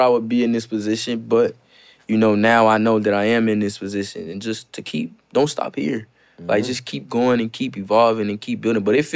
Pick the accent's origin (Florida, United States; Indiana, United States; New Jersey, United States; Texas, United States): Indiana, United States; Gary; I grew up in Gary, Indiana